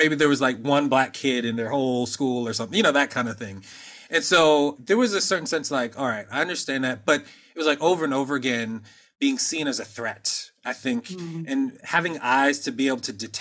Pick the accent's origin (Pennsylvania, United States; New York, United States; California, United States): Pennsylvania, United States; Norristown; I grew up in Norristown, Pennsylvania